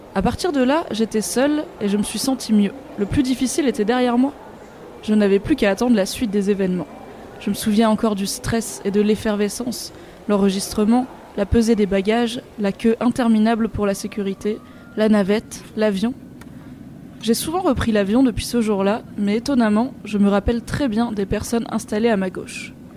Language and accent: French; France; moved away as an adult; also born or lived in Montreal; now in Germany